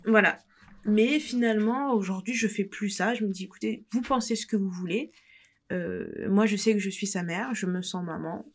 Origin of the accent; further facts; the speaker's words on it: France; je suis française